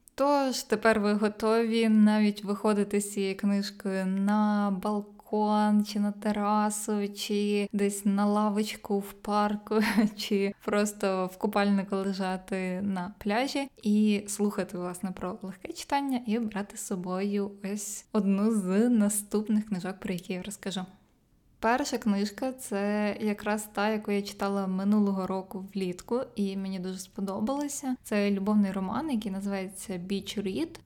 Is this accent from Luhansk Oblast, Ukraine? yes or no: no; Zakarpattia Oblast, Ukraine; я росла і народилася в Закарпатській області